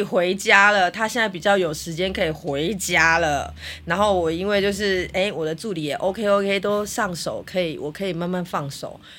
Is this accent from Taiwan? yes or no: yes; Taipei, Taiwan; 你知道我就是土生土长在台北